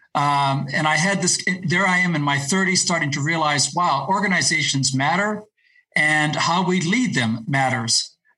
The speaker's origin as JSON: {"language": "English", "country": "Ecuador", "tie": "born or raised there", "also_born_or_lived": "Latin America", "said": "I actually grew up as the child of missionary parents, and so I speak Spanish. I grew up in Ecuador and Latin America."}